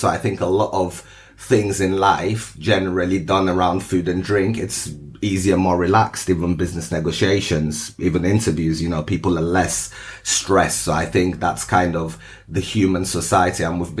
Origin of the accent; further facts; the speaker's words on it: Moscow, Russia; born there; also born or lived in Lagos, Nigeria; I was born in Moscow and then I moved to Lagos, Nigeria for a short while, back to Moscow.